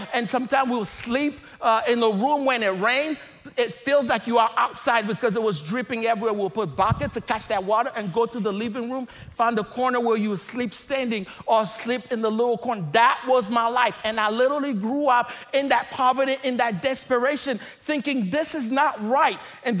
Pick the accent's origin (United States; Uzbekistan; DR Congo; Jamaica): DR Congo; I am originally from the Democratic Republic of Congo.